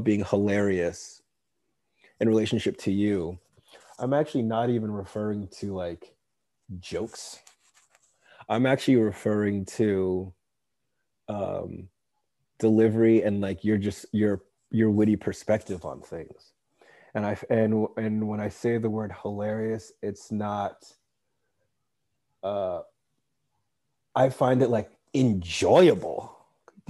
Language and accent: English; suburban Massachusetts, United States; also born or lived in West Africa; I was born in West Africa. I grew up in New England in suburban Massachusetts.